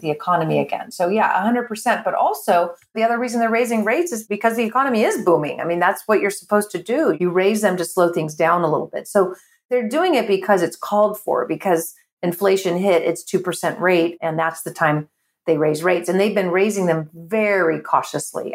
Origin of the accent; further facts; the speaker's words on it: California, United States; I'm born and raised in California